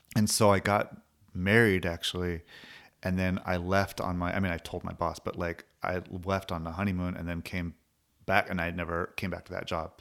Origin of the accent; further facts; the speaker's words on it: Long Beach, California, United States; growing up in Long Beach